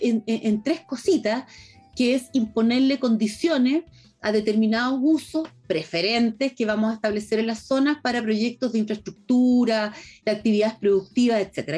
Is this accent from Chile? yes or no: yes; Chile